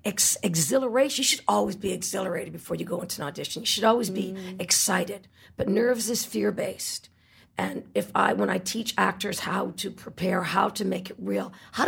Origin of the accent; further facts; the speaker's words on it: Canada; moved away as an adult; also born or lived in New York, United States; now in Los Angeles, United States; I'm from Canada.